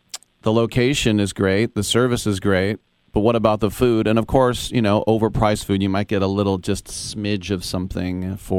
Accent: United States; I'm American.

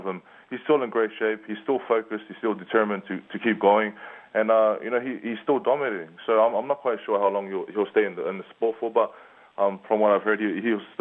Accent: New Zealand; also born or lived in Samoa (ancestry); now in Las Vegas, United States; I am from New Zealand. I was born in New Zealand, born and raised.

